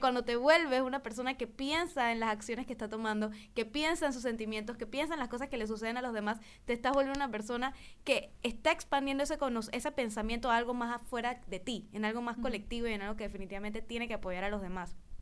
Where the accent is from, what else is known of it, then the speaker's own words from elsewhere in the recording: Panama; nosotros como panameños